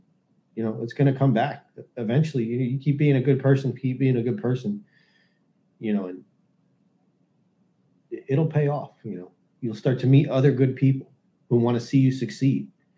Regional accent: New Jersey, United States; moved away; We're originally from New Jersey

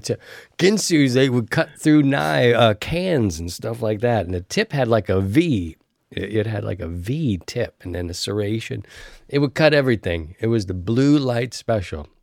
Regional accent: East Coast, United States; growing up on the East Coast

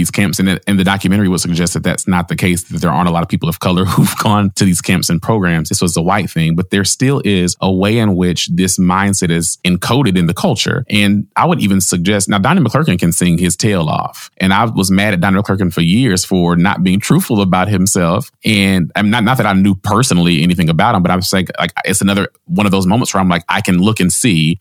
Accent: Nashville, Tennessee, United States; I was born and raised in Nashville, Tennessee.

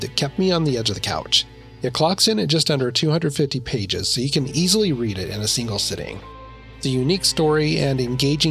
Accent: Idaho, United States; I grew up in Idaho, and we would go snowmobiling

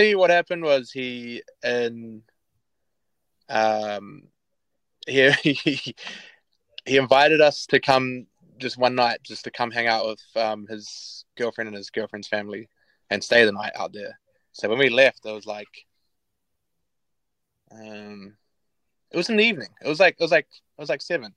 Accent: Palmerston North, Manawatū-Whanganui, New Zealand; also born or lived in Feilding; now in Auckland, New Zealand; We're from Palmy

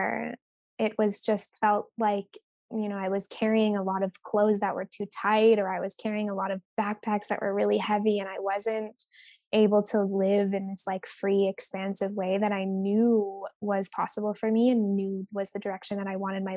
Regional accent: Vancouver Island, British Columbia, Canada; moved away as an adult; now in Bali, Indonesia; I am Canadian at heart. I grew up on Vancouver Island.

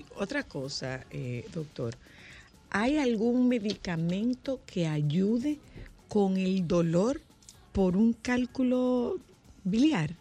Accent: Nagua, María Trinidad Sánchez, Dominican Republic; mi pueblo, de Nagua

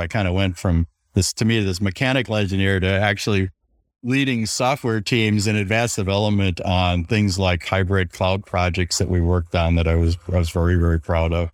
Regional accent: Wisconsin, United States; I grew up in Wisconsin

